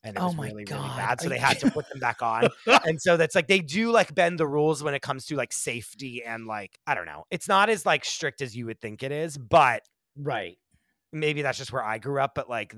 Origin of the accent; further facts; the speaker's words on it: Pennsylvania, United States; I grew up in Amish country.